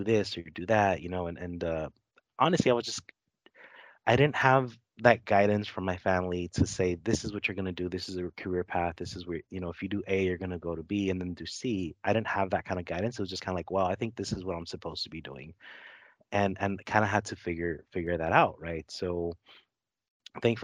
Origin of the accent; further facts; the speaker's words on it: Los Angeles, California, United States; I grew up in Los Angeles. I grew up in a neighborhood called Lincoln Heights, which is kind of on the east side of Los Angeles, and first generation American.